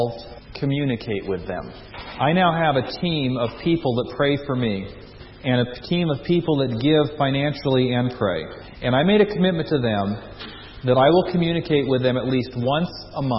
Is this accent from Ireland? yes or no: no; United States; As an American